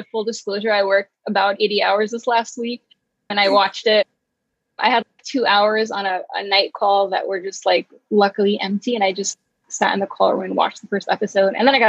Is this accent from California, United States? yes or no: no; New York City, New York, United States; I grew up in Borough Park. My parents came to the U.S. about a year before I was born